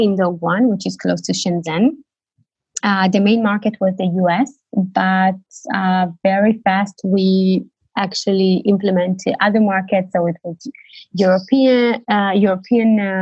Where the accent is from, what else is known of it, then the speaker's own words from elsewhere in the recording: Tel Aviv, Tel Aviv District, Israel; moved away as an adult; now in Berlin, Germany; I live in Berlin for 6 years. I'm originally from Tel Aviv